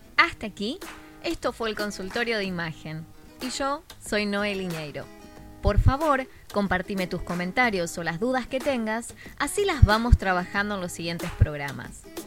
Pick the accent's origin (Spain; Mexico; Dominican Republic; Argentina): Argentina; Buenos Aires; de Argentina, en el de Buenos Aires específicamente, de donde soy yo